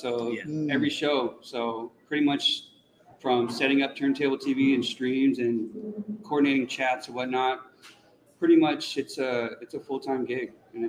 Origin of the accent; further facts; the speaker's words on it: Los Angeles, California, United States; now in Newport Beach, United States; I live in Newport Beach. I'm from Los Angeles originally, spent a lot of time kind of abroad.